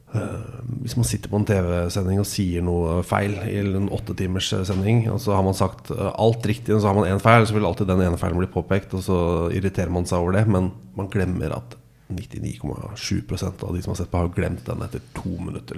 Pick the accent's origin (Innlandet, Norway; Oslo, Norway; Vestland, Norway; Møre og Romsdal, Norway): Møre og Romsdal, Norway; Molde; Jeg er født i Molde